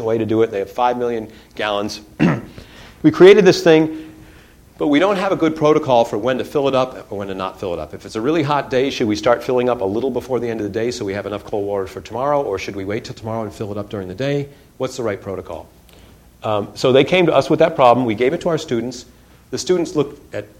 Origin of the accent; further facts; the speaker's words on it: Detroit, Michigan, United States; I grew up in Detroit